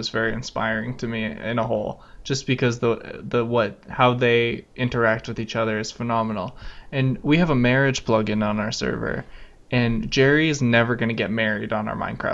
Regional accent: Canada; Being Canadian

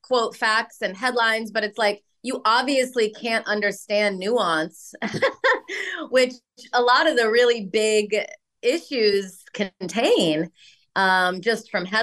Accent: Rockford, Illinois, United States; moved away as an adult; also born or lived in New York; when I grew up in Illinois

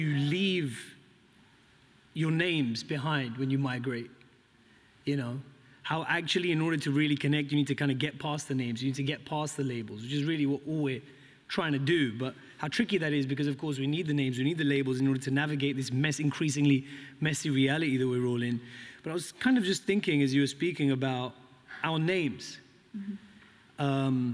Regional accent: United Kingdom; As a British Pakistani who's grew up not being even called a Pakistani, but a Paki.

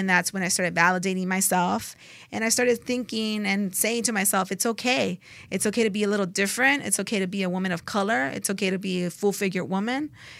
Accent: Los Angeles, California, United States; But I grew up in Los Angeles, too.

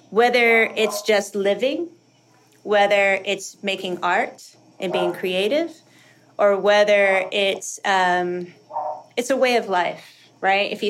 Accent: South Dakota, United States; born there; I was born in South Dakota, um, which is also quite karmic considering we are indigenous from Okinawa.

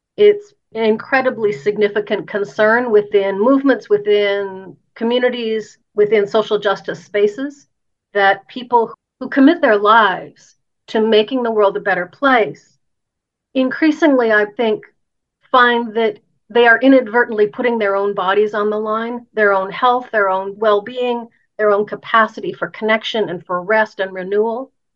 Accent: Canada; I'm Canadian and I, I live in Canada

